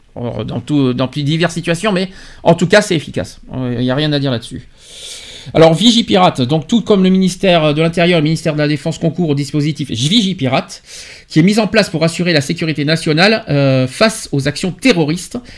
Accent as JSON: {"language": "French", "country": "France", "said": "chez nous en France"}